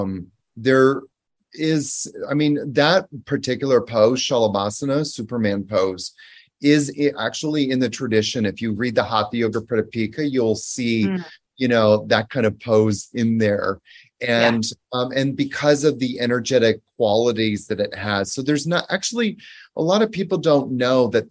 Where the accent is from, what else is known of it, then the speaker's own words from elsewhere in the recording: Canada; moved away as an adult; also born or lived in New York; now in Costa Rica; So I'm originally from Canada, but I lived in New York for the better part of 10 years, from 2001 until 2010